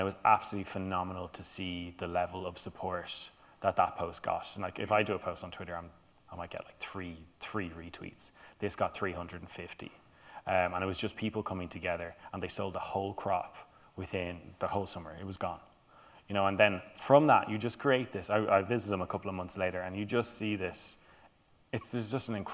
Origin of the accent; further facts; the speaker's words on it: Ireland; also born or lived in Denmark; being a white male growing up in Ireland